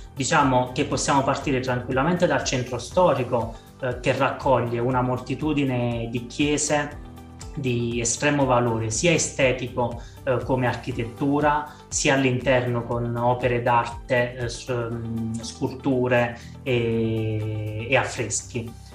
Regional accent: Molise, Italy; sono molisano, nato in Molise, vivo in Molise

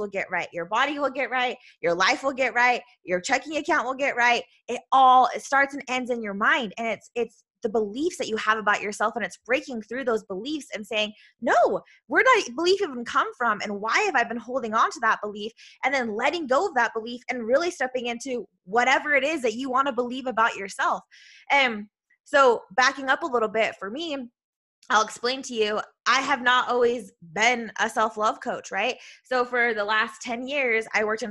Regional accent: Utah, United States; I'm from Utah, so we just don't pronunciate, I don't know, all the things.

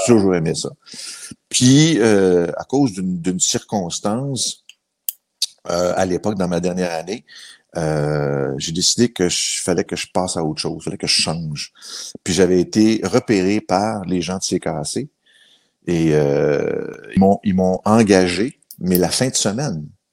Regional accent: Laval, Quebec, Canada; also born or lived in Shawinigan, Quebec; je suis parti de là, j'avais même pas deux ans parce que le travail avait appelé mon père dans la région métropolitaine. On a déménagé dans le secteur de Laval. Et euh, j'ai beaucoup plus de souvenirs de la ville de Laval

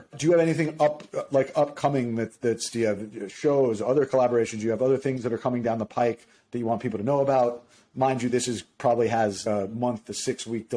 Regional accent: Miami, Florida, United States; my hometown

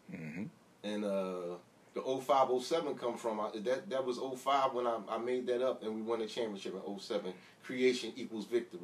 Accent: Philadelphia, Pennsylvania, United States; Well, my background, I come from Logan. I graduated from Simon Gratz in 88. I left Logan in I want to say 92, 93, went to Southwest Philly. Was heavy in the streets. Mm-hmm. Left Southwest Philly, went back up North Philly to 6 in York. That's my original roots.

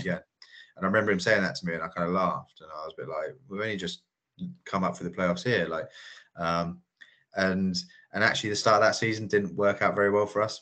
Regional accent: Salisbury, South West England, United Kingdom; Salisbury is my hometown club

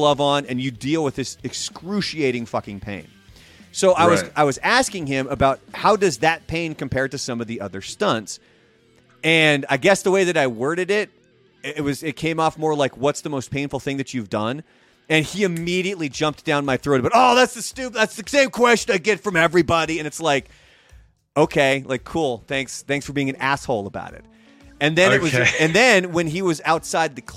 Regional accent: Portland, Oregon, United States; growing up in Portland

